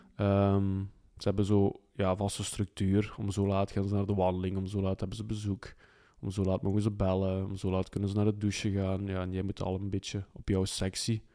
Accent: Flanders, Belgium; bij ons in Vlaanderen

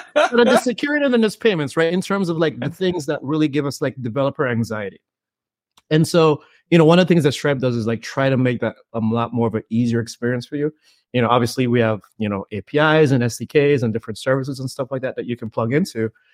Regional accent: Saint John's, Saint John, Antigua & Barbuda; I grew up in the Caribbean, you know, born and raised in Antigua, Saint John's, Antigua

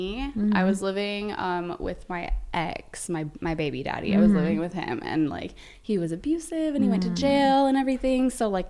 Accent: Vancouver, Washington, United States; moved away as an adult; now in Los Angeles, United States; I grew up in Vancouver, Washington.

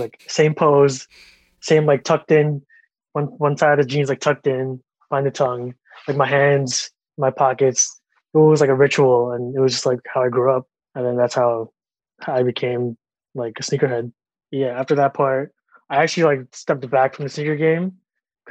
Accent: Long Island, New York, United States; Growing up, I was raised in Long Island

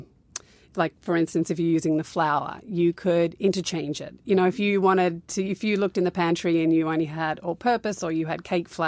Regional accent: Australia; also born or lived in Newcastle / Canberra / Sydney; I kind of grew up all around Australia. I was born in Newcastle, which is like two hours north of Sydney. And then we moved to Canberra, and then we went to the West Coast for four

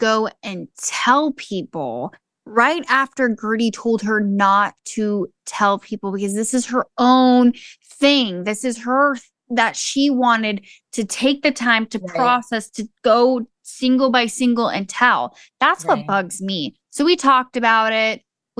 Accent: Atlanta, Georgia, United States; I'm from Georgia

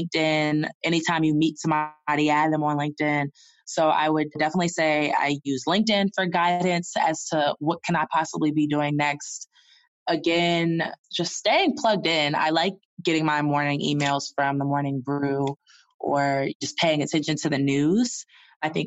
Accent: the South, United States; also born or lived in Boston; now in Atlanta, United States; I'm from the South

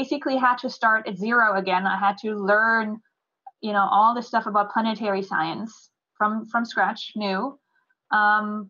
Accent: Germany; moved away as an adult; also born or lived in New Jersey; now in Houston, United States; I'm from Germany. So I grew up there

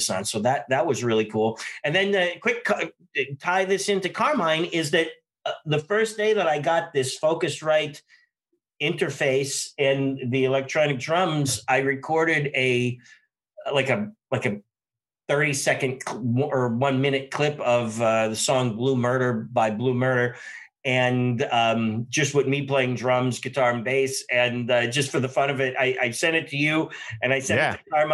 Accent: Pittsburgh, Pennsylvania, United States; also born or lived in Nashville, Tennessee; the Pittsburgh area, which is also where I'm from

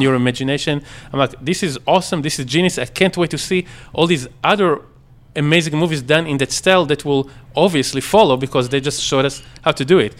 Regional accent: Israel; moved away as an adult; I grew up in Israel until I was uh, 19.

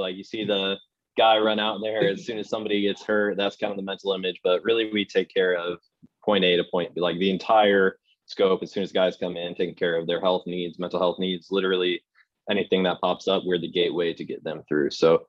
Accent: Highland, Indiana, United States; moved away as an adult; also born or lived in Valparaiso, Indiana; now in Orlando, United States; family's in Valpo right now, originally from Highland, Indiana. Kind of grew up in that area my entire life

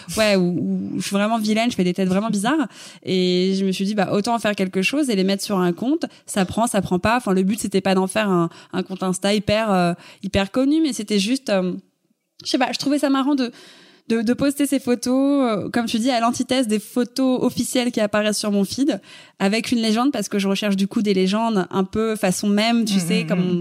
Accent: Paris, Île-de-France, France; Je suis née à Paris, j'ai grandi à Paris, je, je n'ai jamais quitté Paris.

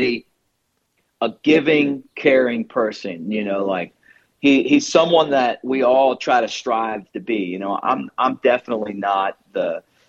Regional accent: Baltimore, Maryland, United States; moved away; also born or lived in New Jersey; I grew up in Baltimore

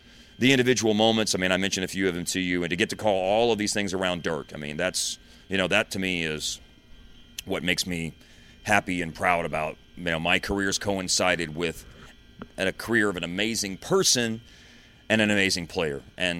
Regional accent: Justin, Texas, United States; also born or lived in Louisville; You know, I grew up in Louisville and then spent a lot of my years living in Justin, which is a town of 1,500 people. And I used to say the word 10, like the number 10, like that.

